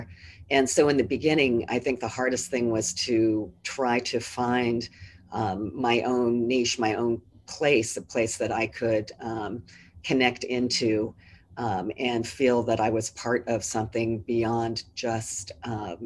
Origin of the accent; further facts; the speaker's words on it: Orange County, California, United States; moved away as an adult; also born or lived in New Orleans, Louisiana; now in Boston, United States; we did live in Orange County. I grew up in the shadow of the Matterhorn